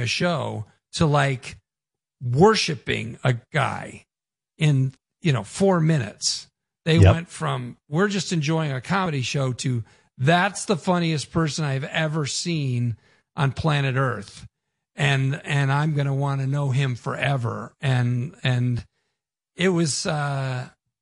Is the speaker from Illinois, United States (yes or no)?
yes; Naperville, Illinois, United States; accent: Chicago; moved away; also born or lived in Berwyn, Illinois / Los Angeles; I grew up in Naperville, Illinois.